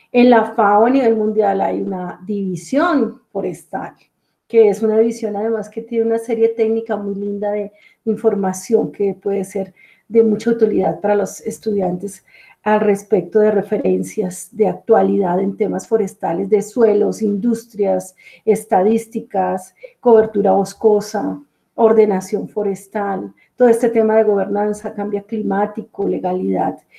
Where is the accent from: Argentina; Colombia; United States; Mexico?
Colombia; Bogotá; also born or lived in Caribbean region, Colombia; yo soy colombiana, nací en la ciudad capital, Bogotá